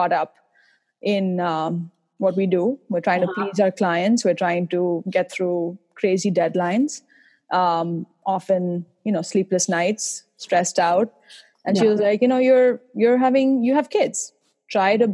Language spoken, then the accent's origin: English; India; now in Boston, United States; I'm originally from India, as you might be able to tell from my accent.